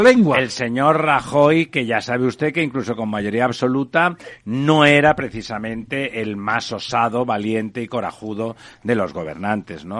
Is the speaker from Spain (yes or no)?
yes; Catalonia, Spain; yo que soy catalán